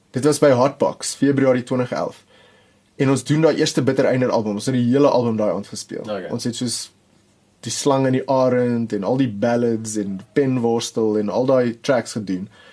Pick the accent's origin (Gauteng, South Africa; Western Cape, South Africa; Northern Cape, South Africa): Gauteng, South Africa; Pretoria; ek het in Pretoria groot geword.